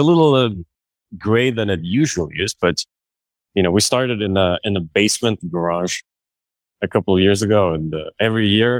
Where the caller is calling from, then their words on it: Brooklyn, New York, United States; The rainy Brooklyn Navy Yard.